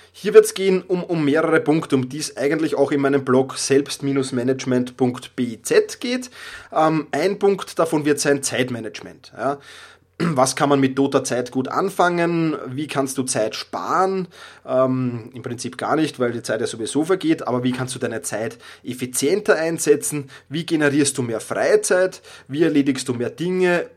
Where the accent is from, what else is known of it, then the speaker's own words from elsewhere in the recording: Vienna, Austria; accent: Viennese dialect; Ich komme aus Wien, ich habe den Wiener Dialekt äh, manchmal drauf